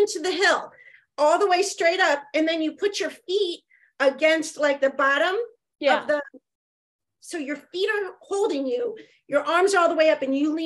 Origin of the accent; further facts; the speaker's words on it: Ohio, United States; Ohio, which is my home state